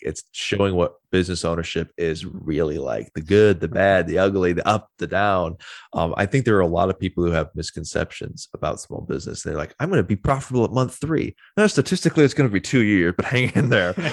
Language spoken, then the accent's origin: English; Wisconsin, United States; moved away as an adult; I'm originally from Wisconsin, got down here ten years ago, moved here as fast as I could